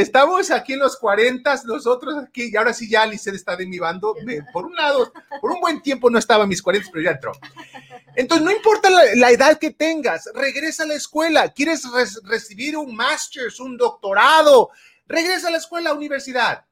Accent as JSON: {"language": "Spanish", "country": "Mexico", "tie": "born or raised there", "moved": "yes", "lives_now": "United States", "said": "crecí en México y allá no acostumbraba mucho la lectura"}